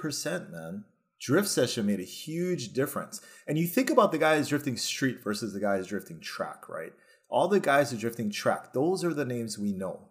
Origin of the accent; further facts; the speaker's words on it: Hawaii, United States; me growing up here, I did not go to the mainland until I was twenty-four, till I joined the Army.